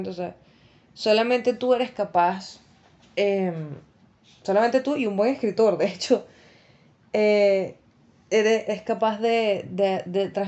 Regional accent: Venezuela; moved away; yo me vine de Venezuela eh, y viajé durante dos semanas por tierra.

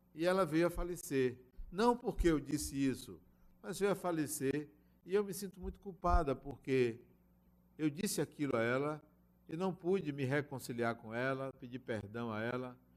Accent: Bahia, Brazil; eu sou baiano

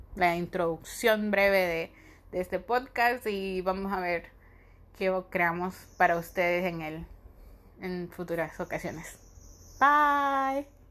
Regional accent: Honduras; soy de Honduras

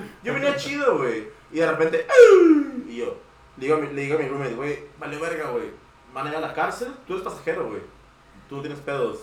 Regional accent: Tijuana, Baja California, Mexico; also born or lived in United States; soy de Tijuana, güey, soy ciudadano y estuve en, estado en Estados Unidos

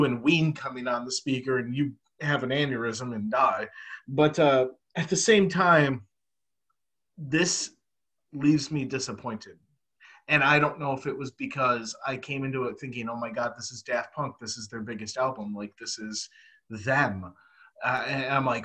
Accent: United States; as an American overseas

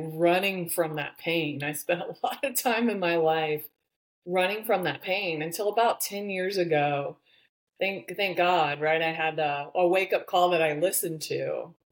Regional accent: the Midwest of the United States, United States; I grew up in the Midwest of the United States. I'm definitely a small town girl

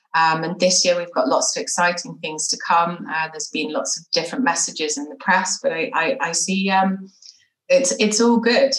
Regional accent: London, United Kingdom; moved away as an adult; also born or lived in Bath; now in Israel; I was born and bred in London, as you can hear very clearly, but my family tell me that I now speak transatlantic because I'm married to an American

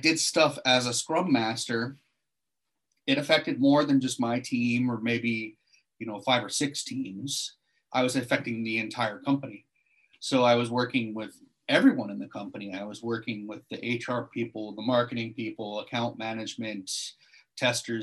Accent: Seattle, Washington, United States; moved away as an adult; now in Sydney, Australia; I'm actually an American and I'm originally from Seattle

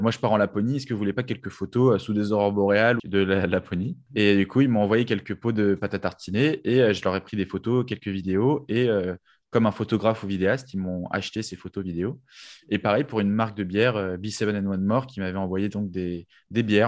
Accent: Paris, Île-de-France, France; moi, en tant que Parisien

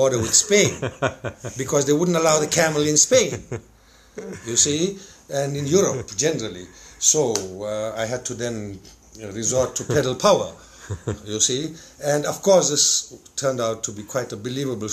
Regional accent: South Africa; moved away as an adult; I'm from South Africa

